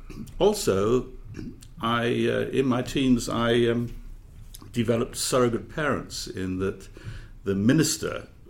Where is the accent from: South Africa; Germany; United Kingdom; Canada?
United Kingdom; Abergavenny, Wales; also born or lived in Cardiff; I was born and brought up in Abergavenny, known as the gateway to Wales, but it's right on the border. And in terms of the degrees of Welshness, you might say not terribly Welsh.